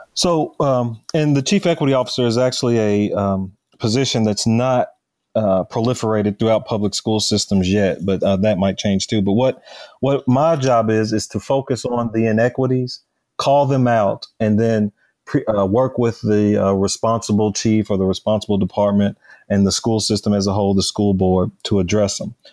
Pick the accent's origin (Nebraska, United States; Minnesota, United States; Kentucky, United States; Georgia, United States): Kentucky, United States; Louisville; Born and raised in Louisville, Kentucky